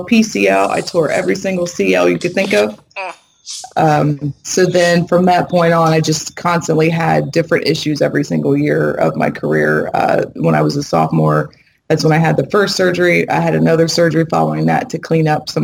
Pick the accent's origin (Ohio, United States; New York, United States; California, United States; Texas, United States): Ohio, United States; moved away as an adult; also born or lived in Massachusetts; I'm from Ohio, so my mother and father were in Ohio. I'm in Massachusetts